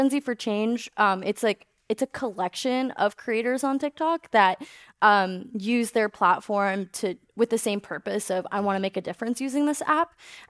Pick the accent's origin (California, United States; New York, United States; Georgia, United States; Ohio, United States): California, United States; Mountain View; Also, I grew up in Mountain View, so I'm like 10 minutes from you.